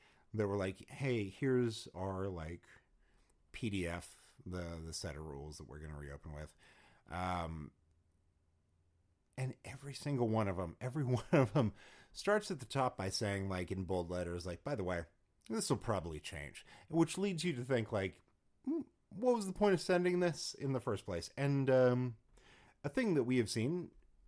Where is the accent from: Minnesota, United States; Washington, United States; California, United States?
California, United States; Los Angeles; moved away; I'm from Los Angeles